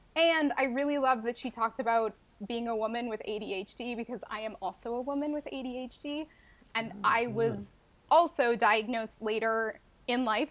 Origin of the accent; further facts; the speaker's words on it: Montreal, Quebec, Canada; I am from Montreal, Quebec, in Canada